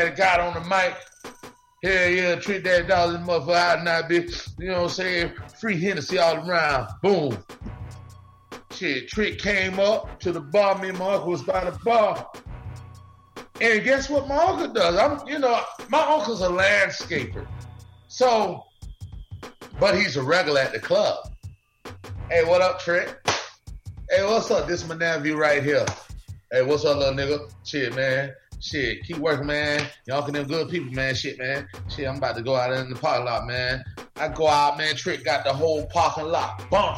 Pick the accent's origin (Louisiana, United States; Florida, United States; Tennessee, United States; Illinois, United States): Florida, United States; Perrine; also born or lived in Bahamas; I grew up in a place called Perrine, Florida